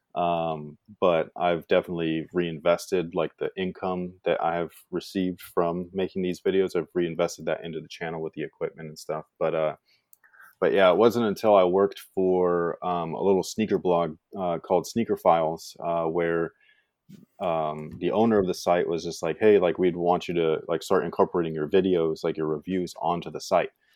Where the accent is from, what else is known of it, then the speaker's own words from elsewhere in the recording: Bay Area, California, United States; moved away as an adult; now in Sacramento area, United States; when I was growing up there, it was quite normal